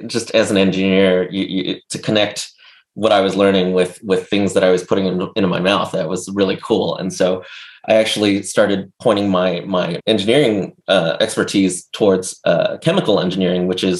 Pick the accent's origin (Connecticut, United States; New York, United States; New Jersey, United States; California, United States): California, United States; Los Angeles; growing up in Los Angeles